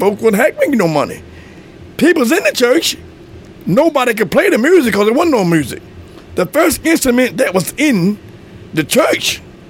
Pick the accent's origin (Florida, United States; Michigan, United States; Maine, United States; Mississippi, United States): Mississippi, United States; Pontotoc; Well, I'm from Pontotoc, Mississippi. That's my home. I'm still living in the same place they made me at.